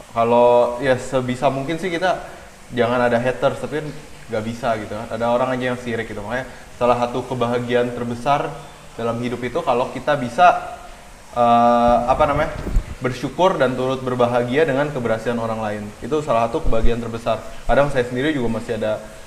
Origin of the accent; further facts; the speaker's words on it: Indonesia; saya lahir dan besar di Indonesia